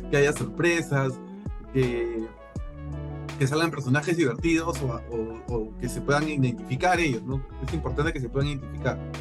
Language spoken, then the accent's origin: Spanish; Peru; yo tengo como peruano